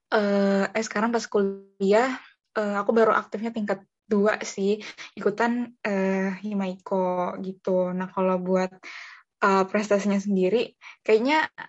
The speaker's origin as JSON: {"language": "Indonesian", "town": "Bogor", "region": "West Java", "country": "Indonesia", "tie": "born or raised there", "said": "Aku uh, lahir di Bogor, pastinya lahir di Bogor uh, 12 Agustus 2001. Jadi uh, orang pribumi ya, orang Bogor asli"}